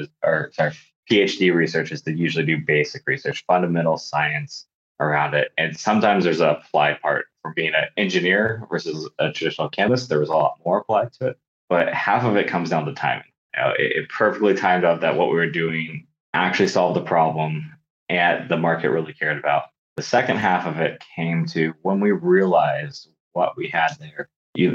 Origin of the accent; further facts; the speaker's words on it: Bay Area, California, United States; I grew up in the Bay Area